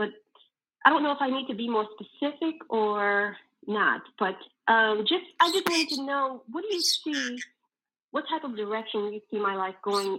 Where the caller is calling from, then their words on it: Virginia, United States; I'm calling from Virginia.